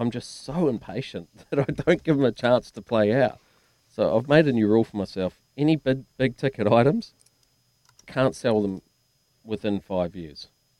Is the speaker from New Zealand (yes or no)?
yes; Dunedin, Otago, New Zealand; I'm from South Dunedin.